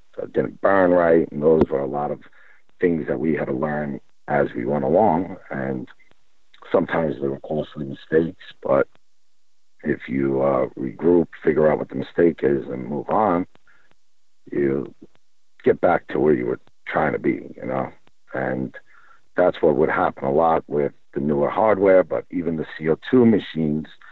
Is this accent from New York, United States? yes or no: yes; New York, United States; moved away as an adult; now in California, United States; I'm from New York originally. Um, was born there.